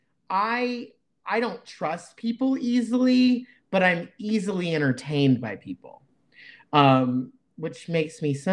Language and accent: English; the South, United States; I was raised in the South